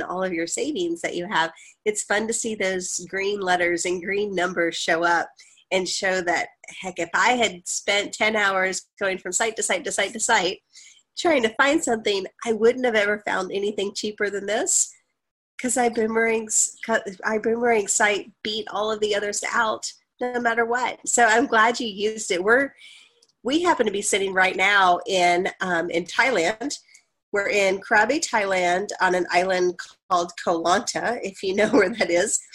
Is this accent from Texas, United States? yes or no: yes; Dallas, Texas, United States; my hometown of dallas i grew up in north dallas so i know it well